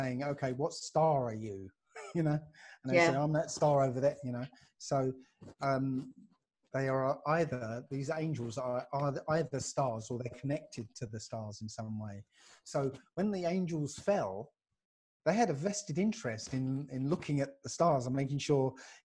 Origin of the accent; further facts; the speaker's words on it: Basildon, East of England, United Kingdom; from Basildon